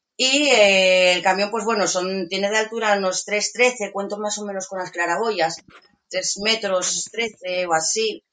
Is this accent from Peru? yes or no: no; Asturias, Spain; soy de Asturias, eh, vivo actualmente en un pueblecito eh, en Villanueva de Santo Adriano